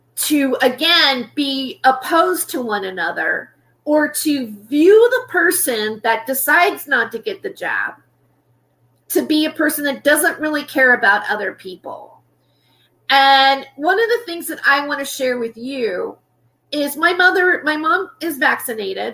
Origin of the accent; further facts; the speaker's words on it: United States; I am an American